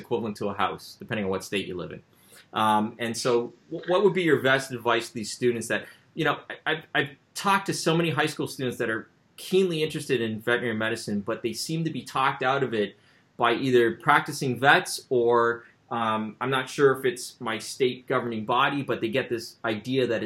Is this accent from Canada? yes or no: yes; Canada; I'm from Canada